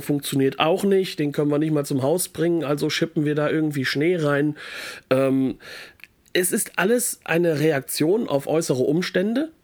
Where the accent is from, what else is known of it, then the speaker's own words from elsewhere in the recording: France; bei uns in Frankreich